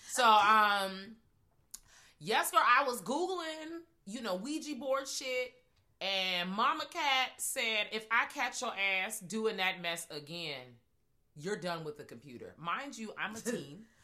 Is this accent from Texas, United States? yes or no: no; Virginia, United States; I am from Virginia, y'all.